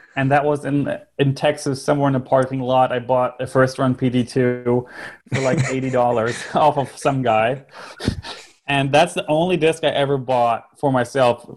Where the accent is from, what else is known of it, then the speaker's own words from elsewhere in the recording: Northern Germany, Germany; I was born and raised in Germany, so I lived my ent- entire life in uh, northern Germany